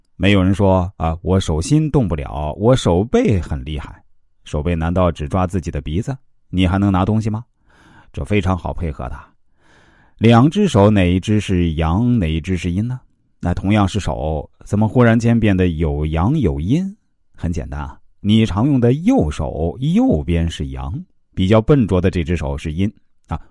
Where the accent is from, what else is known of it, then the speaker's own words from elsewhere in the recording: China; 我们中国人